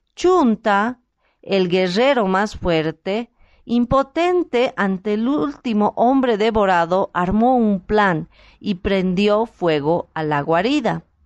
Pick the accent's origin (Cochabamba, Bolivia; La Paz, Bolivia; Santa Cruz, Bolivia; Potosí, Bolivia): Potosí, Bolivia; mi país, de Bolivia, y muchas veces lo he hecho de mi ciudad natal Potosí